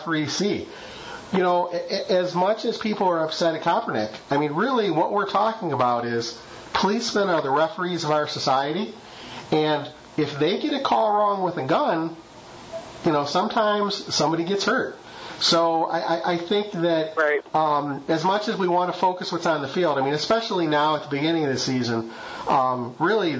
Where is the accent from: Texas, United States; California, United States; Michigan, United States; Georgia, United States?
Michigan, United States; moved away; I grew up in Michigan